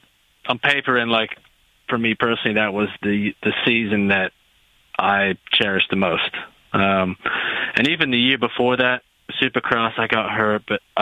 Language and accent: English; Australia; moved away as an adult; now in United States; I'm came here from Australia by myself.